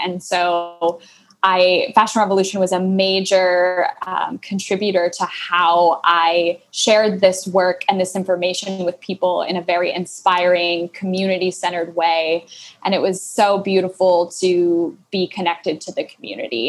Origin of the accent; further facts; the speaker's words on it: Midwest, United States; now in Minneapolis, United States; I'm from the Midwest. I'm in Minneapolis